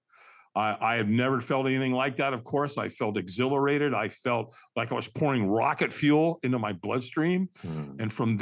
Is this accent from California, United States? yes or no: yes; Los Angeles, California, United States; I was born in Hollywood, California, at Queen of Angels Hospital